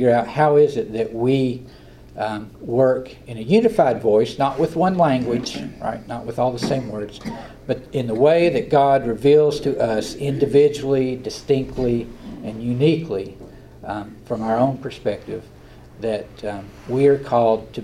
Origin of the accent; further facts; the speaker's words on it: Southern Appalachia, United States; accent: Southern Appalachian; I talk like I'm from Southern Appalachia. It's hard to duplicate this kind of dialect